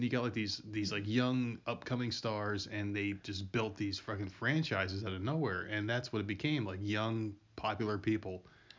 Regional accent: New Jersey, United States; moved away; I'm from New Jersey.

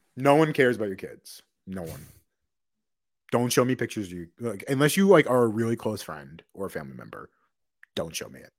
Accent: Long Island, New York, United States; We're both from Long Island.

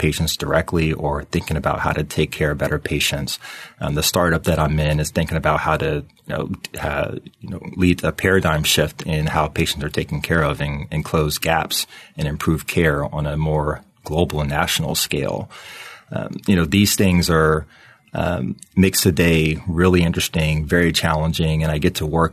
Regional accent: Lynchburg, Virginia, United States; also born or lived in Boston, Massachusetts / Charlottesville, Virginia; my story goes back to Lynchburg, Virginia, where I basically grew up. I was born in Boston, but I moved to Virginia when I was 2 years old

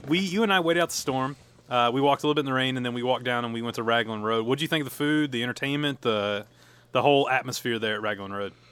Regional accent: the South, United States; I'm from the South

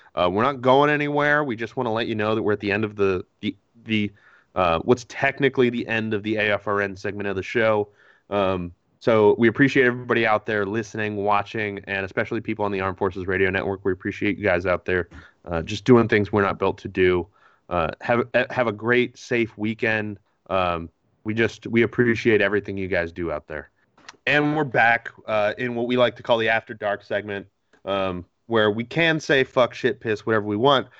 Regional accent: Connecticut, United States; I grew up in Connecticut

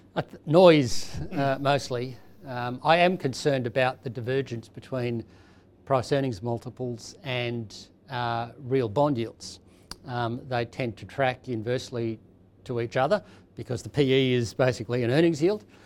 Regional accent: Australia; as an Australian

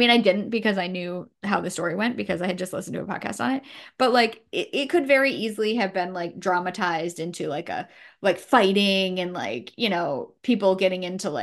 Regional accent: New Hampshire, United States; I'm from New Hampshire

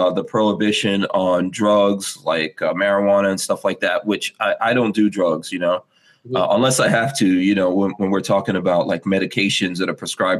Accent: Guyana; I'm from the Caribbean. I was born in Guyana.

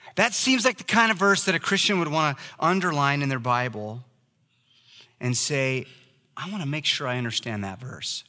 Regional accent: Oregon, United States; I was raised in Oregon

